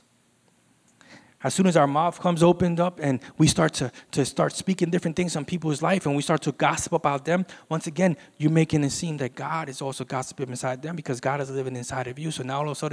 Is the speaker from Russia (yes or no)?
no; Puerto Rico; We're from Puerto Rico